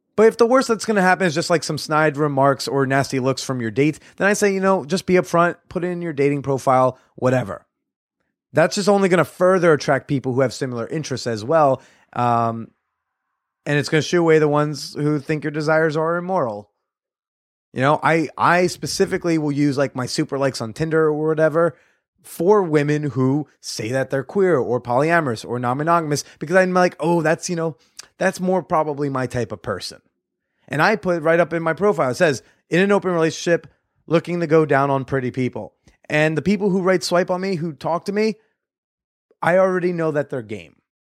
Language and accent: English; United States; I'm an American